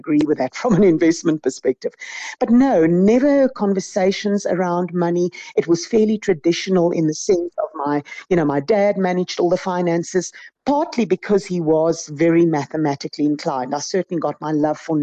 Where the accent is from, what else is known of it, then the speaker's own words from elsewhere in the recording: Centurion, Gauteng, South Africa; also born or lived in Pretoria; I grew up in what is now known as Centurion. It was Verwoerdburg at the time.